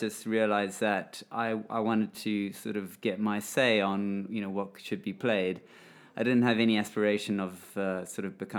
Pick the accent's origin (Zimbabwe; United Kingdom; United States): Zimbabwe; I grew up in Zimbabwe